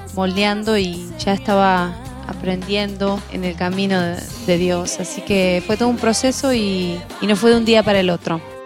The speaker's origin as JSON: {"language": "Spanish", "country": "Argentina", "tie": "born or raised there", "also_born_or_lived": "Buenos Aires", "said": "yo soy argentina de nacimiento"}